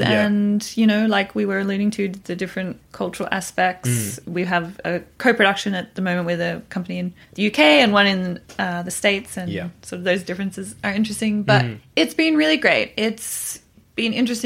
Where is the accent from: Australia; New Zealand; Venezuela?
Australia; as an Australian